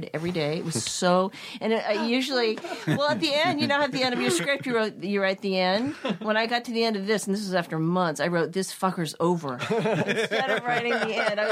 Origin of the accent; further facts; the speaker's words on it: Claremont, California, United States; I grew up in Claremont, where the colleges are